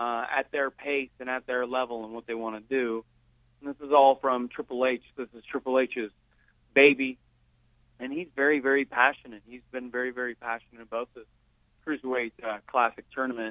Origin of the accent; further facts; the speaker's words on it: New Brunswick, Canada; moved away as an adult; also born or lived in Cambridge, Ontario; now in Windsor, Canada; I'm from New Brunswick.